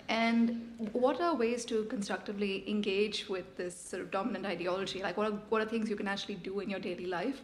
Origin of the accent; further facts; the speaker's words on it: India; moved away as an adult; now in Australia; So, I'm Indian. I've been lucky enough to live in Australia for a few years.